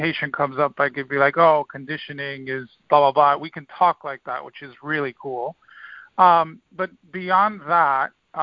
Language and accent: English; Dominican Republic; now in United States; I grew up in the Dominican Republic, and it's a small island